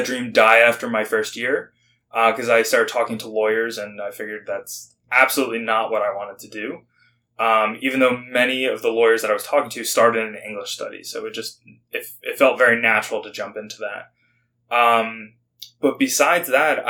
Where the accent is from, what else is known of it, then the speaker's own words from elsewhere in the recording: New Jersey, United States; moved away as an adult; also born or lived in Michigan / South Carolina; I'm originally from New Jersey